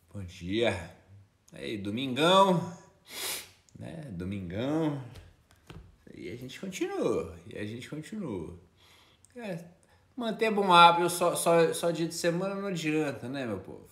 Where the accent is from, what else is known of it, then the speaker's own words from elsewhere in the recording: São João del-Rei, Minas Gerais, Brazil; Eu sou de São João del Rei